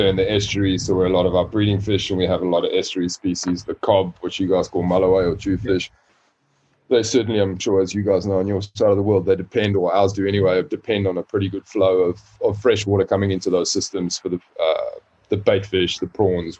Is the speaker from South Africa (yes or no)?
yes; South Africa; also born or lived in Caribbean / Canada / Cape Town; born and raised in South Africa, grew up on the East Coast, nice and warm